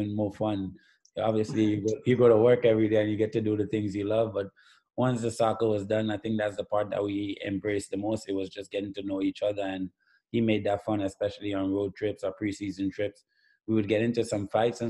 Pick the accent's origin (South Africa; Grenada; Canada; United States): Grenada; even as a young boy growing up in Grenada